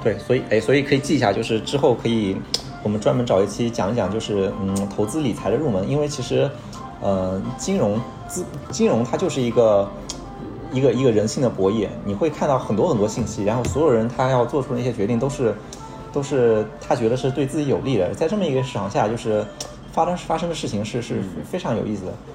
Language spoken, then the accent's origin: Chinese; Hangzhou, Zhejiang, China; 我是，我是浙江人，我浙江杭州的，然后从小其实就喝农夫三全